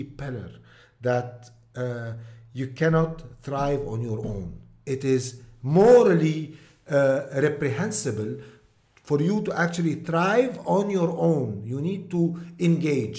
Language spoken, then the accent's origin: English; Deir al-Qamar, Mount Lebanon, Lebanon; English is a second language; Deir al-Amar has, my hometown, has very nice historical heritage